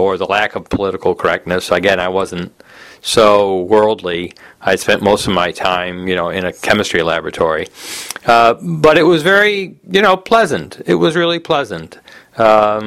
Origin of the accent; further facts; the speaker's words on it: United States; also born or lived in Los Angeles, California; I'm from America